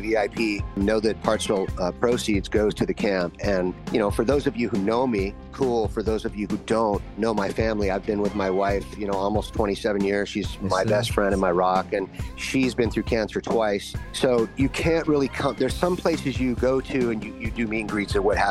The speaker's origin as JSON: {"language": "English", "town": "Los Angeles", "region": "California", "country": "United States", "tie": "born or raised there", "said": "I was raised in Studio City, Panorama City, which is like where a lot of actors and actresses lived back in the day in the 60s and the 70s"}